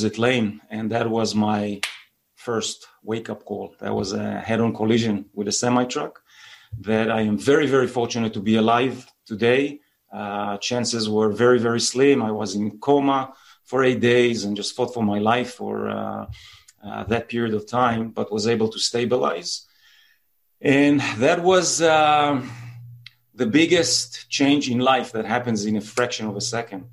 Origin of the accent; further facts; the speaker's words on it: Jerusalem, Jerusalem District, Israel; I'm originally from Israel, born and raised there.